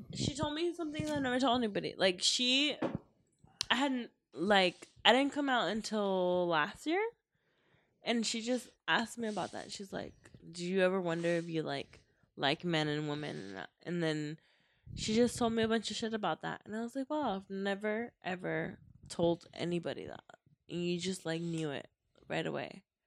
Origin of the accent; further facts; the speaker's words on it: Mexico; now in United States; I'm Mexicana. Like I was born in Mexico.